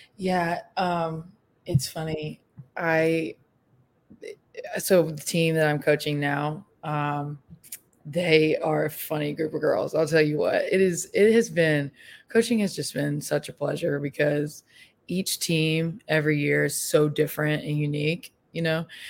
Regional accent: Vestavia Hills, Alabama, United States; moved away as an adult; now in Memphis, United States; I am originally from uh, Vestavia Hills, graduated with Roland, um, and now I live in Memphis, Tennessee

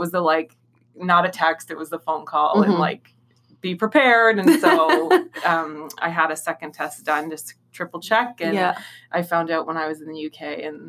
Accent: Thunder Bay, Ontario, Canada; also born or lived in Ottawa; now in Toronto, Canada; Originally, I'm from Thunder Bay in Northern Ontario, and then I bounced around Southern Ontario for a bit and left Ottawa to come to Toronto.

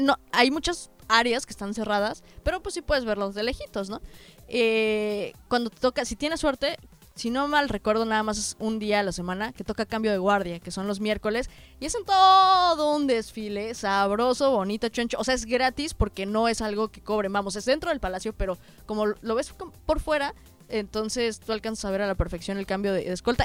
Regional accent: Mexico; pues vengo de México

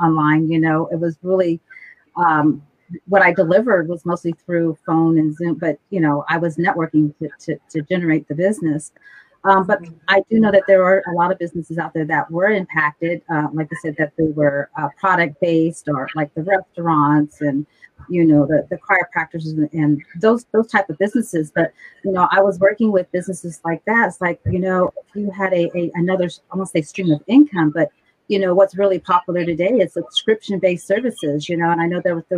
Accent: Simi Valley, California, United States; I grew up in Simi Valley

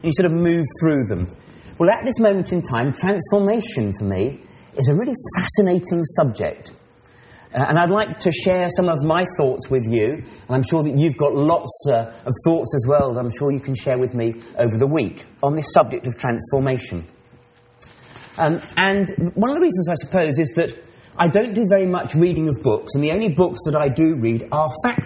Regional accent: Maidenhead, South East England, United Kingdom; I'm from England, from an ecclesia called the Maidenhead Ecclesia. Now, Maidenhead is a little town

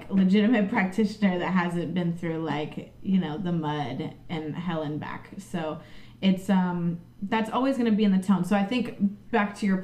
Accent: St. Petersburg, Florida, United States; now in Orlando, United States; That's my native land, right? I'm like from St. Pete.

